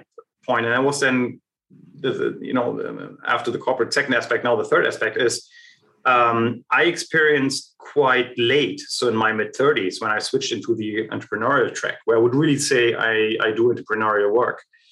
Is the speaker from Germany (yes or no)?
yes; Germany; I was born and raised in East Germany.